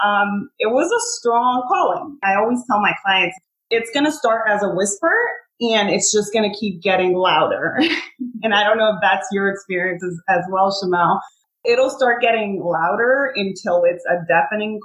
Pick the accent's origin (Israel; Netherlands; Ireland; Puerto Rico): Puerto Rico; now in Connecticut, United States; I'm originally from Puerto Rico, was born there. My family's still there